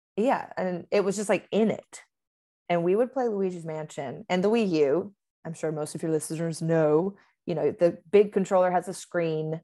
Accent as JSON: {"language": "English", "region": "Georgia", "country": "United States", "accent": "Southern", "moved": "yes", "lives_now": "Los Angeles, United States", "said": "I am from Georgia, so there will be an accent coming out of me at some point"}